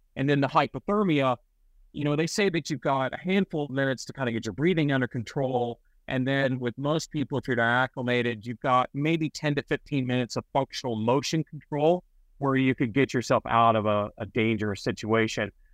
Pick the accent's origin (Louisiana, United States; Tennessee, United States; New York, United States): Tennessee, United States; Memphis; also born or lived in Santa Cruz, California; now in New Jersey, United States; I grew up in Memphis, Tennessee